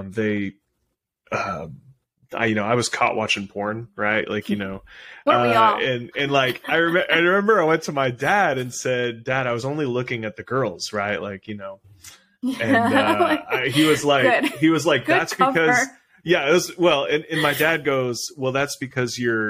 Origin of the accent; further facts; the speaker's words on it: Houston, Texas, United States; I was the oldest of five siblings, and we grew up in Houston, Texas